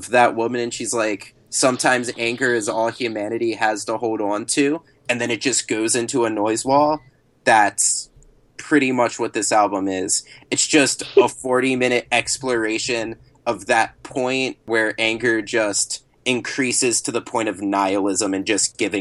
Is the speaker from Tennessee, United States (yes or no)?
no; Maryland, United States; my home state of Maryland